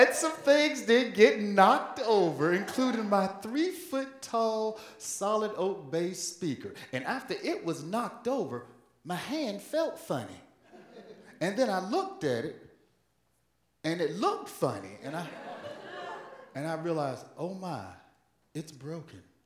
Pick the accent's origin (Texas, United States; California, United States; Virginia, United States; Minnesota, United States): Virginia, United States; moved away; home state of Virginia in the city of Norfolk